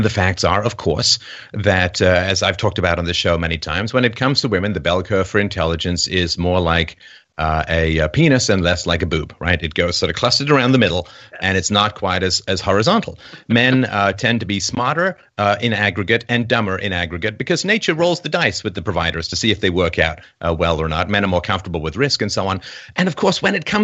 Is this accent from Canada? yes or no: no; England, United Kingdom; I was raised in England. I went to boarding school